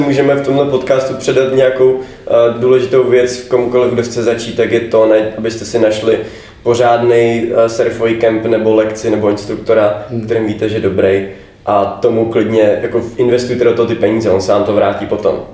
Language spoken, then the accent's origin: Czech; Bohemia, Czechia; jsem z Čech